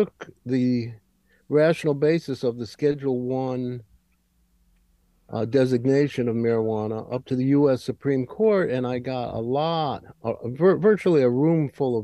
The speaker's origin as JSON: {"language": "English", "town": "Hartford", "region": "Connecticut", "country": "United States", "tie": "born or raised there", "said": "I grew up in Hartford"}